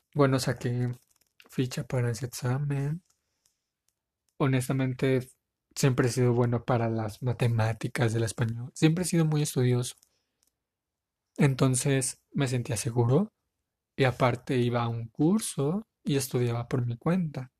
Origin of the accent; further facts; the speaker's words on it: Tepic, Nayarit, Mexico; Soy de la ciudad de Tepic Nayarit, México